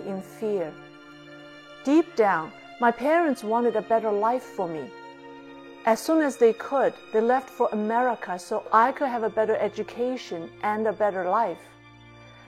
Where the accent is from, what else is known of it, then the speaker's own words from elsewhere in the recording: China; now in United States; I was born in China during the Cultural Revolution. Growing up in communist China, I was taught to hate Confucius